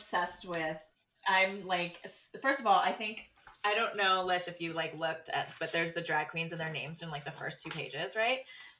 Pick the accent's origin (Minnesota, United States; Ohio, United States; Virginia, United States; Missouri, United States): Ohio, United States; moved away; also born or lived in New York City / Los Angeles; living in New York City, living in LA where it's big, you know, I grew up in Ohio.